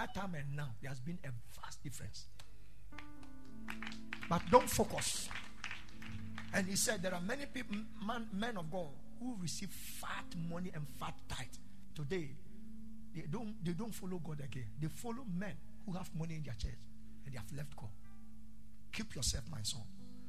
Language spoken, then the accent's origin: English; Ghana; Okay, so I'm in Ghana. I came to Ghana to discuss something with a certain family. I'm a Ghanaian, but I've naturalized and blah blah blah blah blah.